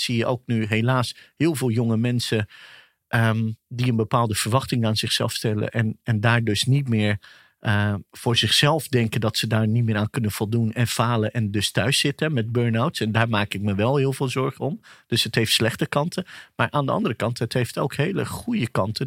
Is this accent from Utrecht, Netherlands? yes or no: yes; Nieuwegein, Utrecht, Netherlands; born or raised there; Dutch is a second language; also born or lived in Pakistan